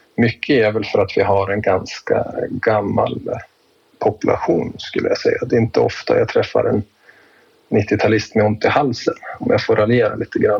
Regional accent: Jämtland, Sweden; jag är född och uppväxt i Jämtland och härstammar ifrån bygden där jag arbetar

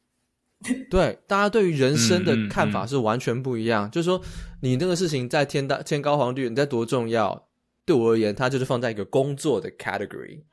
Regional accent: Taiwan; moved away as an adult; now in United States; 我们台湾人，在台湾工作的人啊， 我以前在台湾工作

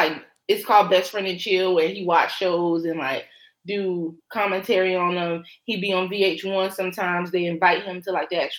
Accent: Myrtle Beach, South Carolina, United States; I grew up in Myrtle Beach

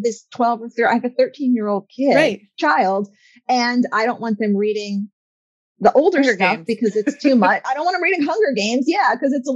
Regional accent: Florida, United States; moved away as an adult; also born or lived in Georgia; I'm a Florida gal. I grew up in Florida.

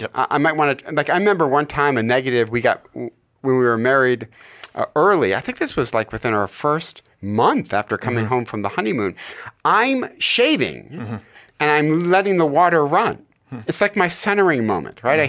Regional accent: Detroit, Michigan, United States; I'm from Hockeytown. We've won 11 Stanley Cups in Detroit, Michigan

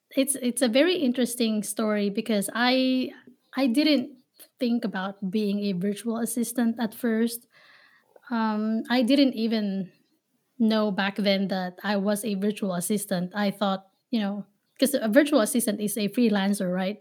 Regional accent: Manila, Metro Manila, Philippines; now in Ohio, United States; I was born and raised in Manila, Philippines. So, I am a Filipina based here in Ohio

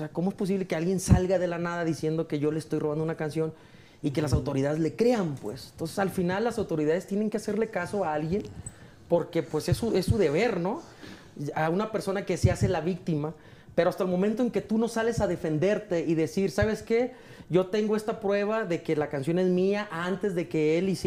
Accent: Mazatlán, Sinaloa, Mexico; yo soy sinaloense, soy mazatleco

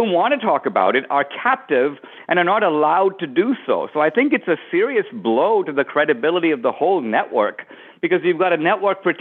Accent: India; now in United States; in the years I've been in America, I was born in India

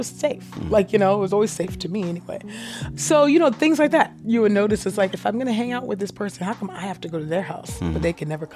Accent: San Jose, California, United States; also born or lived in Los Angeles; we grew up in Silicon Valley in schools that were predominantly white

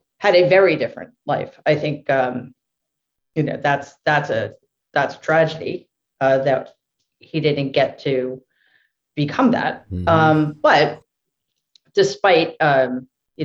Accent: New York City, New York, United States; I grew up in Jamaica, Queens, which is like a 10 minute bike ride

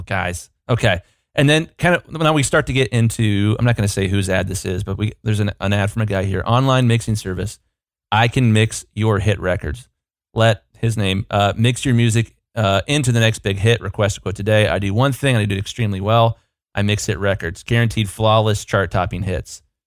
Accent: United States; as an American consumer

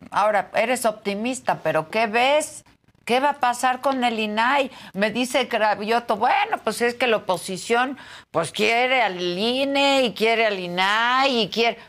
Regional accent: Mexico; soy periodista, soy mexicana

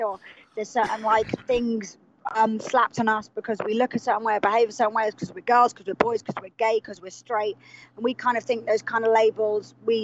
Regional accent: England, United Kingdom; we start as two English people

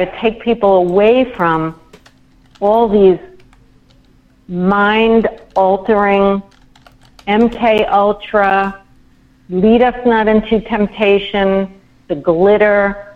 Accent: New York, United States; I'm a New Yorker.

